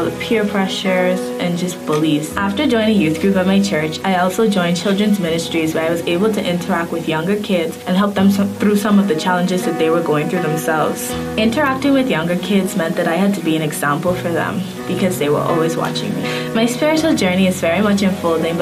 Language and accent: English; Bahamas; I am 15 years old and I grew up in the Bahamas